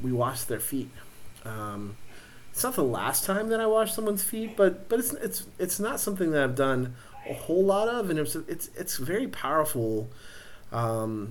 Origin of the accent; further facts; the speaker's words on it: Central Texas, United States; also born or lived in San Angelo, Texas; I was way out from Central Texas. It was way out in West Texas, although 2.5 hours from where I grew up